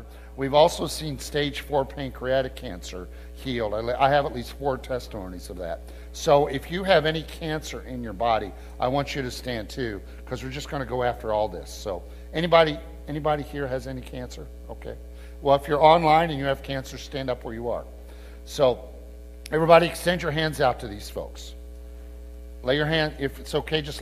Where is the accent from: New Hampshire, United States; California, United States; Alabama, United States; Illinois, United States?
Illinois, United States; Peoria; moved away; I'm just a boy from Illinois. I'm originally from the Peoria area, and it's just so great to kind of be back in my homeland again